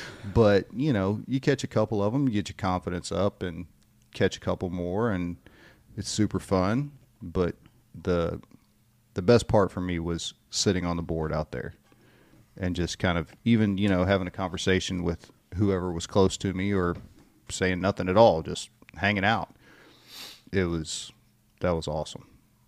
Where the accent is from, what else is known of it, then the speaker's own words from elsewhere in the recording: Louisiana, United States; But yeah, I grew up in Louisiana, but not close to the coast.